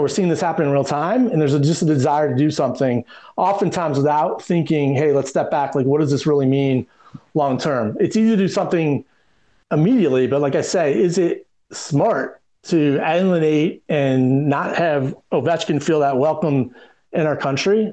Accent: Detroit, Michigan, United States; now in Washington, D.C., United States; I grew up in Detroit

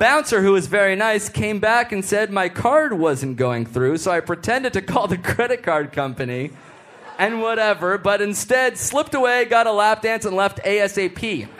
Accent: United States; Guys, we're from America. We don't give a shit about hockey.

